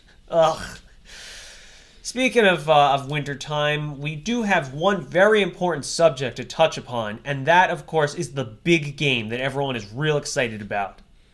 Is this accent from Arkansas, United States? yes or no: no; Texas, United States; I'm from Texas. Don't you understand me?